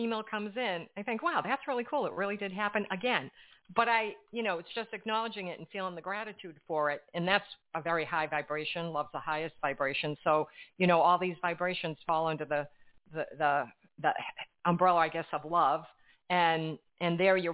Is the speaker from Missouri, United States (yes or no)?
no; Framingham, Massachusetts, United States; I was brought up in Framingham, Massachusetts